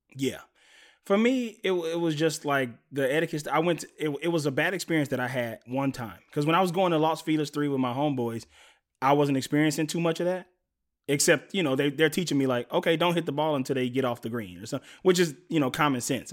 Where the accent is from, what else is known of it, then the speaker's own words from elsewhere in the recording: Mississippi, United States; moved away; I'm from Mississippi originally